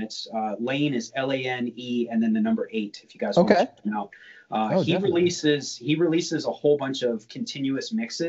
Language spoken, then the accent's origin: English; Maryland, United States; So I grew up in Maryland. Well, I grew up all over. I went to high school in Southern Maryland.